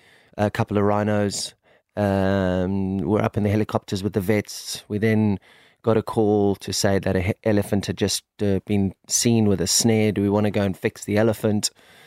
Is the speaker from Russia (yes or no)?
no; South Africa; Whereas in South Africa, we protect our wildlife because we know how important it is. And you grow up with the wildlife.